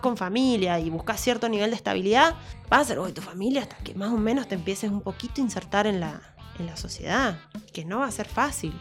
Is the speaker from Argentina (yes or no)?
yes; Argentina; yo quiero vivir en mi país y quiero estar acá